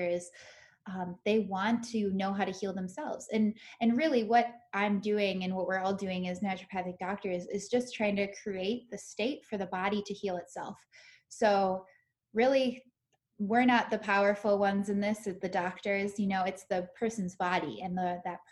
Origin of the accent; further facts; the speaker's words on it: Minnesota, United States; moved away; I grew up in Minnesota, so now I'm back here